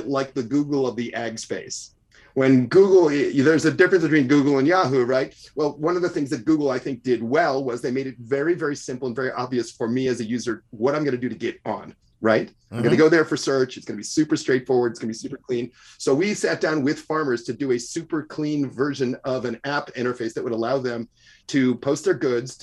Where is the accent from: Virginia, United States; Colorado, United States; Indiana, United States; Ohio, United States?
Ohio, United States; Cincinnati; I'm a Cincinnati boy, so I grew up in the Midwest